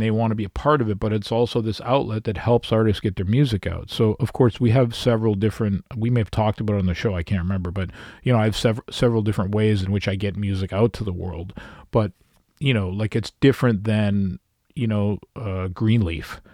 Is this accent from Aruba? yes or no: no; Canada; being a Canadian artist living in Canada